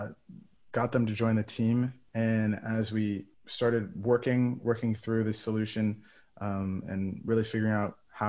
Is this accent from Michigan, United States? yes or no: yes; Ann Arbor, Michigan, United States; moved away as an adult; now in New England, United States; I'm from Ann Arbor, Michigan. So I grew up not too far from the University of Michigan.